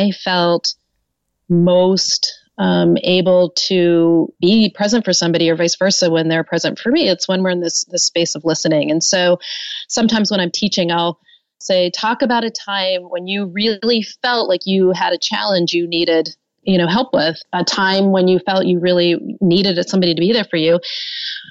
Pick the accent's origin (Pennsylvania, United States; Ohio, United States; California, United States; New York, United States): Pennsylvania, United States; Pittsburgh; I grew up in Pittsburgh and had really never been out of Pittsburgh except maybe one time